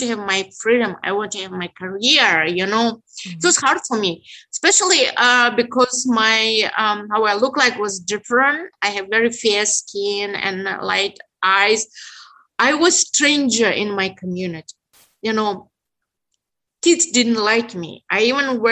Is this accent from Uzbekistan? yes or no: yes; Tashkent, Uzbekistan; English is a second language; moved away as an adult; also born or lived in Odessa, Ukraine / Germany; now in Detroit, United States; I was born in Tashkent under the communist system. On the one hand, I grew up in a Muslim culture, you know, in my Uzbek community